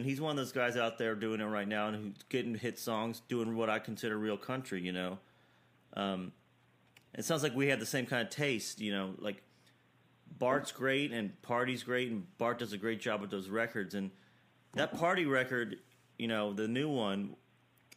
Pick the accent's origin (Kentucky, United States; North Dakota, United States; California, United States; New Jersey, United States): Kentucky, United States; I'm from Kentucky